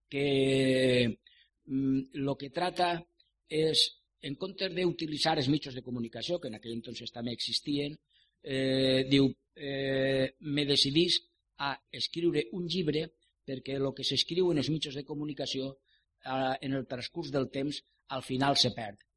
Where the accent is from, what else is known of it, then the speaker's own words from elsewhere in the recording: Valencian Community, Spain; Que la pàtria dels valencians es diu Catalunya. Que els valencians som catalans de València.